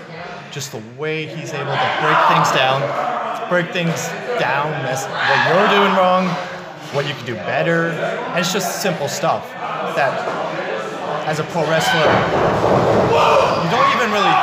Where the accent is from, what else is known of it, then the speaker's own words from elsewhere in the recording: Canada; also born or lived in Vancouver; now in Ontario, Canada; being a Canadian